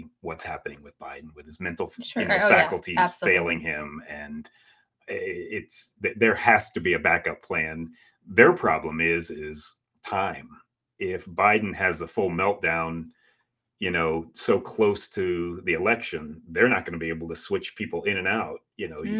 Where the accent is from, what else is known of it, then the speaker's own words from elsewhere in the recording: United States; I'm American